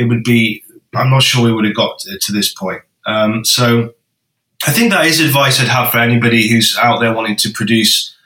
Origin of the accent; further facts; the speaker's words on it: Bakewell, East Midlands, United Kingdom; we spent some of our time growing up in Bakewell, which is quite near Matlock